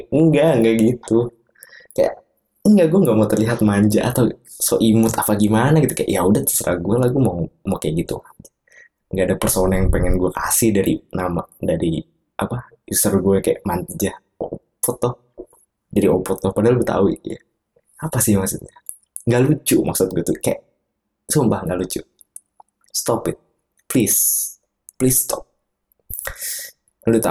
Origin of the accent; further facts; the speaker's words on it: Bekasi, West Java, Indonesia; eh, gue aslinya bukan orang Jogja gue orang Bekasi orang Bekasi yang kuliah di Jogja